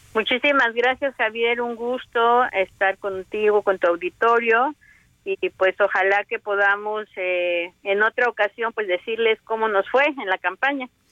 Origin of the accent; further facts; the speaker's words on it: Veracruz, Mexico; also born or lived in Puebla; now in Cuetzalan, Mexico; Yo soy del estado de Veracruz y estudié en, en la ciudad de Puebla